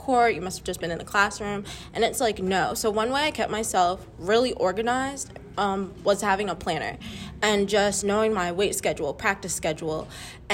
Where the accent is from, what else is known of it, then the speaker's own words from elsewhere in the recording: Kernersville, North Carolina, United States; I'm from Kernersville, North Carolina